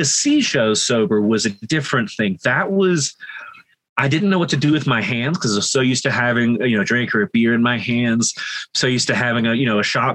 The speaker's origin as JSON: {"language": "English", "region": "Deep South", "country": "United States", "moved": "yes", "said": "I'm from the Deep South originally"}